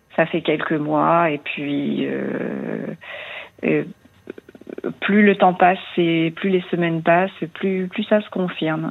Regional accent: eastern France, France; moved away as an adult; also born or lived in Paris region; now in Lyon region, France; je suis restée dans ma région d'origine, euh, dans l'Est de la France, pendant 25 ans, et puis 25 ans ici

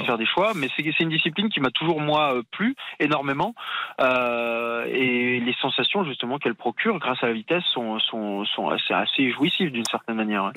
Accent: France; en tant que Français

